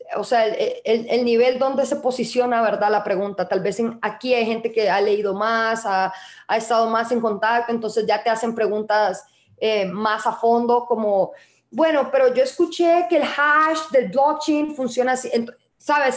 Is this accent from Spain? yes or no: no; Costa Rica; now in El Salvador; yo, soy tica